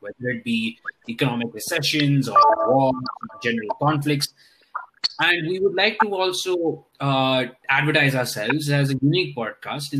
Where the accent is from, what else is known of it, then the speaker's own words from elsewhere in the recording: India; we are Indian students